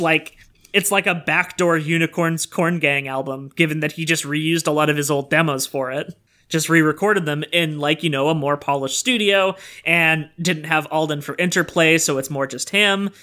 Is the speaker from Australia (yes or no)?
no; Sudbury, Ontario, Canada; Sudbury, which is my hometown of one hundred fifty thousand people.